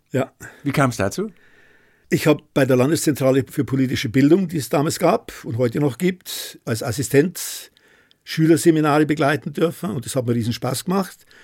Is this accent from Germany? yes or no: yes; Freiburg, Baden-Württemberg, Germany; Als Freiburger Wirtschaftler muss ich sagen, der Schwarzwald ist eine Powerregion, immer gewesen.